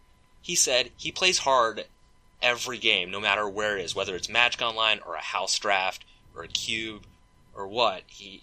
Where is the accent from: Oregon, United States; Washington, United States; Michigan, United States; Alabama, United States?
Washington, United States; Seattle; I did it in Seattle, I did it, you know, I did it in my hometown, I did it in front of my community